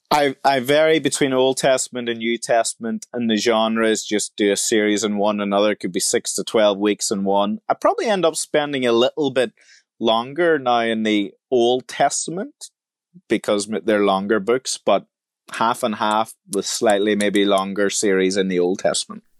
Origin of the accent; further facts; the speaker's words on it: Ireland; I was born in the Republic of Ireland in, uh, the country, and my parents were Christians